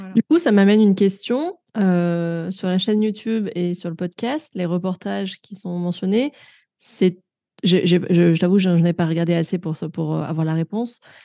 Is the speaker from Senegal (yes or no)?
no; Grenoble, Auvergne-Rhône-Alpes, France; à Grenoble, ma ville natale